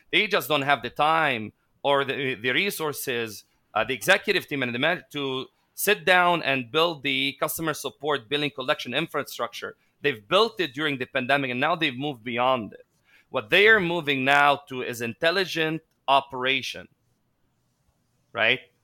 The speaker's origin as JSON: {"language": "English", "country": "Lebanon", "tie": "born or raised there", "moved": "as an adult", "lives_now": "Philippines", "said": "growing up in Lebanon, uh, I witnessed three wars by age twenty-one."}